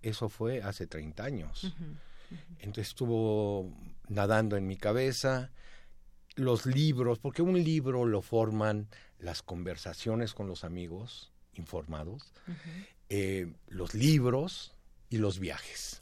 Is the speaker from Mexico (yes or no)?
yes; Mexico; como mexicanos